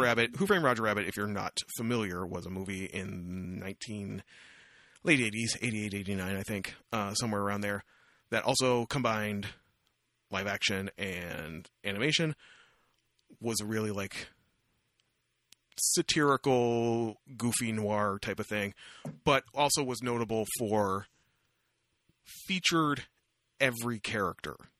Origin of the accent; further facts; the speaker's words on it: Windsor, Ontario, Canada; moved away as an adult; also born or lived in Kingston; I grew up in Windsor